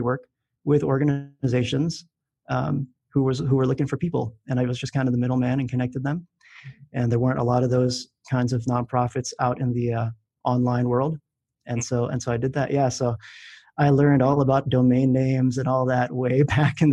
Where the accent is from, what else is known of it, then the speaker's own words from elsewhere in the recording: Philippines; moved away; I grew up in the Philippines